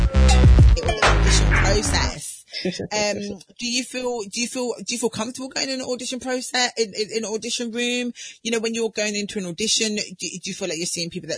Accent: Southampton, South East England, United Kingdom; I grew up in Southampton

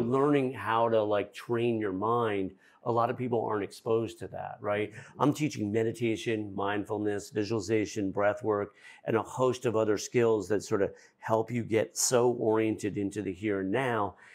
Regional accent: Fairfield County, Connecticut, United States; I'm from Fairfield County, Connecticut, where it's so intense

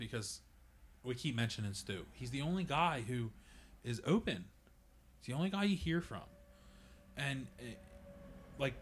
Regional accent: Jersey, PA, Delaware area, Mid-Atlantic, United States; we're from the Jersey, PA, Delaware area.

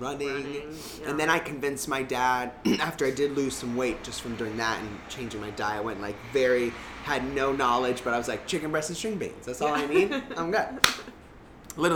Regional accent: Florida, United States; moved away as an adult; I'm from Florida

